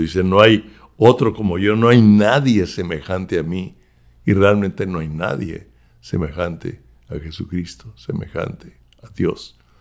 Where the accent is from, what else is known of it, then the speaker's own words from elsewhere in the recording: Mexico; now in United States; yo soy mexicano de nacimiento y oro también por México